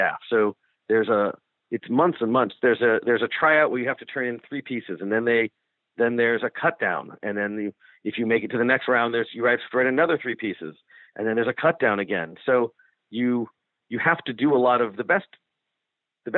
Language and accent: English; Ohio, United States; moved away as an adult; I'm from Ohio